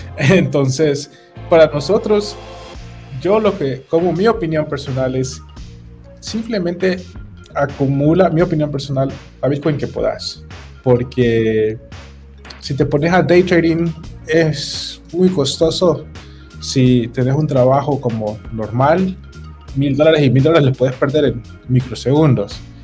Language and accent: Spanish; Honduras